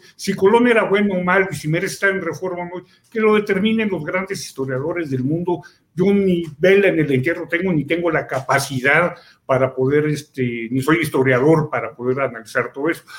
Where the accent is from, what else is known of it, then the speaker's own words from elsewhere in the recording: Mexico; yo soy mexicano, ni soy español, y soy indígena